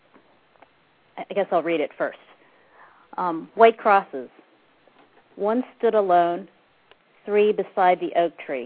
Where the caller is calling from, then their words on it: Columbus, Ohio, United States; I'm calling from Columbus, Ohio